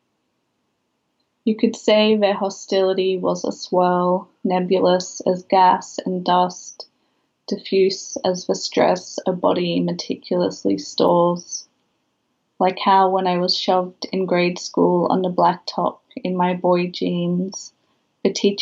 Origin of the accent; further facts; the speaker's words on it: Sydney, New South Wales, Australia; moved away as an adult; now in Brisbane, Australia; So I moved away from Western Sydney to Brisbane. I was 21. You know, it was a huge shift in terms of where I had grown up